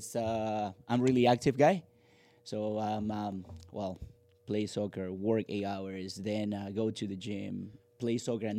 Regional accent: Lima, Peru; moved away; I'm from Lima.

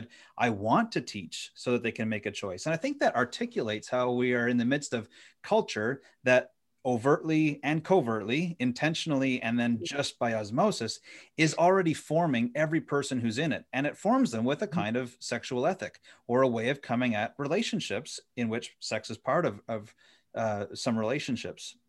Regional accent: Ottawa Valley, Ontario, Canada; moved away as an adult; now in Indiana, United States; I grew up in the Ottawa Valley

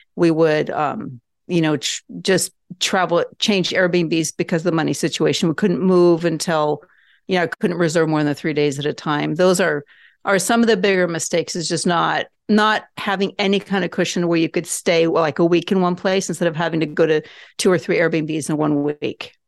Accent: Norway; moved away; also born or lived in Southern California, United States; I grew up in Norway, so we have family there.

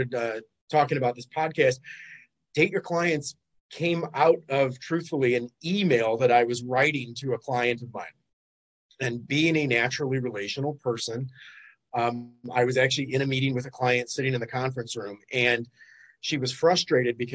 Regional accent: Detroit, Michigan, United States; now in Fort Lauderdale, United States; I'm originally from Detroit, but I like the beach a lot better. So I had to make that relocation a number of years back

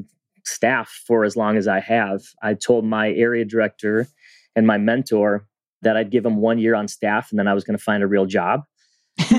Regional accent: a suburb of Minneapolis, Minnesota, United States; I grew up in a suburb of Minneapolis, and at the time, it was primarily white

